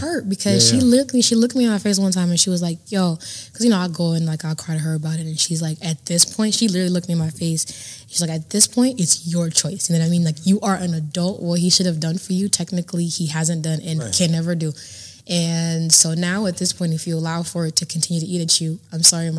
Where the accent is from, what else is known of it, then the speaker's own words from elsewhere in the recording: Dallas, Texas, United States; also born or lived in Kenya; So I was born in Kenya. Mm-hmm. All right. I moved to Dallas when I was 9 years old.